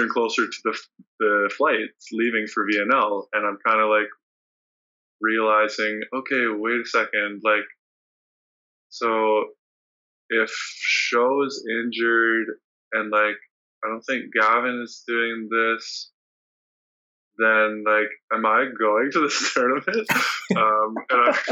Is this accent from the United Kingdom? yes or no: no; BC, British Columbia, Canada; in my hometown area